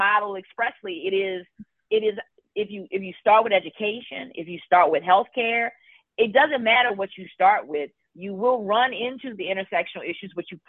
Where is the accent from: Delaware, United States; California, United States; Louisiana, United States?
Louisiana, United States; now in New Orleans, United States; we had a community that wasn't New Orleans that was directly impacted. My hometown was part of that as well.